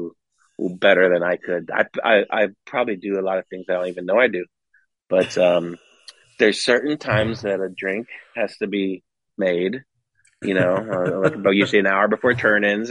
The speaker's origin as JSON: {"language": "English", "region": "West Coast", "country": "United States", "lives_now": "Scottsdale, United States", "said": "I'm from West Coast."}